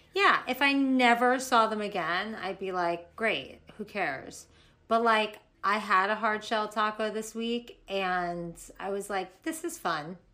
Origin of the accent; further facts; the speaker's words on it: Florida, United States; also born or lived in New York; now in Los Angeles, United States; in Florida growing up